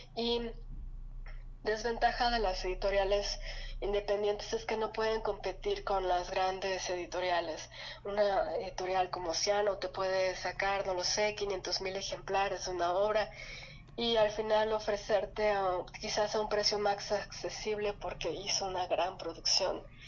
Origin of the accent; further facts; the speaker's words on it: Yucatán, Mexico; moved away; en Yucatán, de donde soy